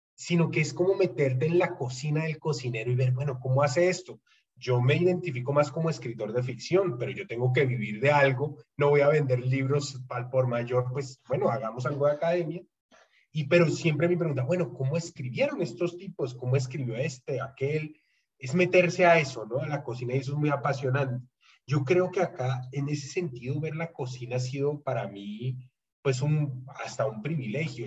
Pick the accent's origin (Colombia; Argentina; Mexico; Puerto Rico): Colombia; Bogotá; accent: Bogotano; del habla del bogotano, la mía